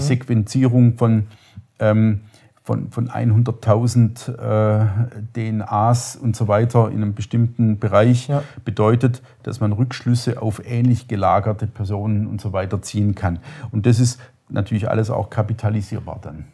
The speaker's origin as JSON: {"language": "German", "area": "Upper Swabia", "region": "Baden-Württemberg", "country": "Germany", "tie": "born or raised there", "said": "mit dem bin ich im Grunde groß geworden. Das ist so, oberschwäbische CDU war immer die Region, Schwaben, Oberschwaben"}